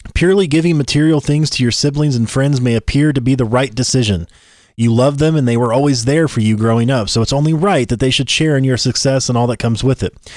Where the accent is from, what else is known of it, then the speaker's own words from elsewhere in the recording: Tennessee, United States; we're from Tennessee